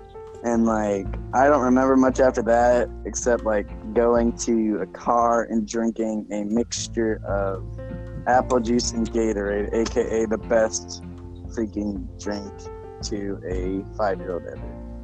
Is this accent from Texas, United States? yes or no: yes; Mexia, Texas, United States; in my hometown actually, like the place I was born called Mejia, spelled Mexia.